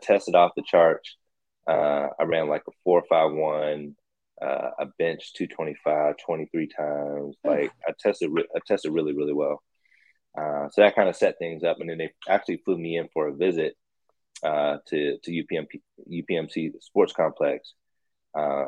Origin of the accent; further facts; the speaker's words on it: Pittsburgh, Pennsylvania, United States; my hometown team